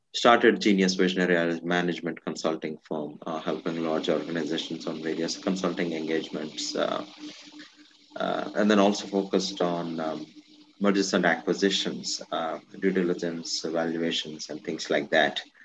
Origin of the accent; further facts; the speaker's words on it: India; moved away as an adult; So I'm originally from India. I, I grew up in India. Uh, majority of my life I was in India